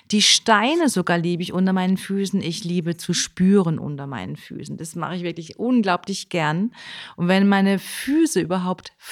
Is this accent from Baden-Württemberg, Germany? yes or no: yes; Baden-Württemberg, Germany; Ich komme ja aus der Ortenau, ne? Und da haben wir schon ganz früh solche äh, Wege gehabt und ähm, einer war so auch in Zellweierbach, ne?